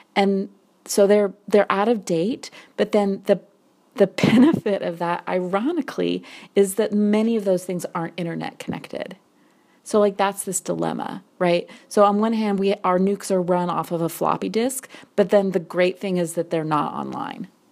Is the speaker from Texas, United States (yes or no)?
no; Wyoming, United States; I grew up in Wyoming